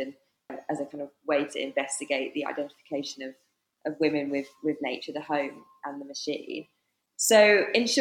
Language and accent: English; Cumbria, North West England, United Kingdom; now in Nottingham, United Kingdom; I'm originally from Cumbria, based in Nottingham at the moment